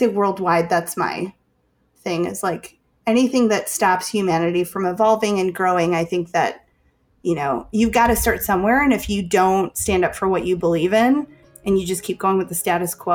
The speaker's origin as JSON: {"language": "English", "town": "Chicago", "region": "Illinois", "country": "United States", "said": "I'm from Chicago"}